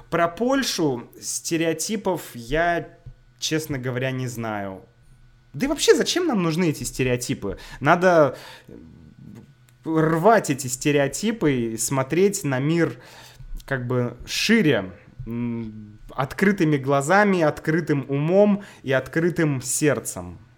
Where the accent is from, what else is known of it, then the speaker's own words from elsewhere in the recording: Saint Petersburg, Russia; now in Moscow, Russia; я из Санкт-Петербурга.